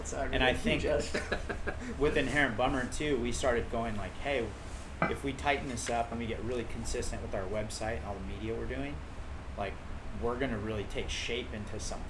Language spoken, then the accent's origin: English; Huntington Beach, California, United States; this is our backyard. We grew up in Huntington.